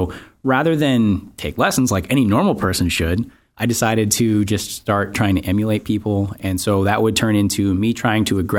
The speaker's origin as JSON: {"language": "English", "region": "Maine", "country": "United States", "also_born_or_lived": "New England", "moved": "yes", "said": "I'm a singer songwriter. I'm originally from Maine, but I've uh, been around the New England area for a little while now."}